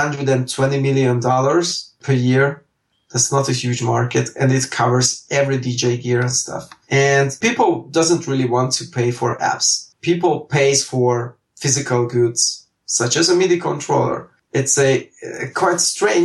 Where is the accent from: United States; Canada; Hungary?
Hungary; I live and work and born and raised in Hungary